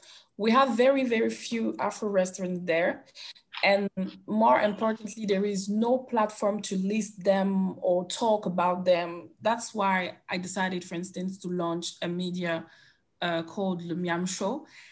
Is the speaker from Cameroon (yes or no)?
yes; Cameroon; I'm from Cameroon